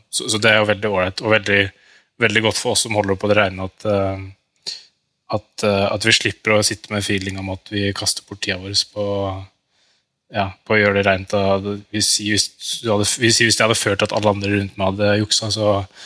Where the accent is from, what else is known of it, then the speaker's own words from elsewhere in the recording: Norway; som en nordmann